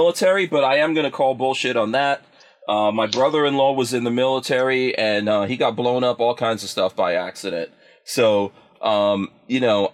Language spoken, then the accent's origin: English; New York City, New York, United States; I grew up in New York City in the crack 80s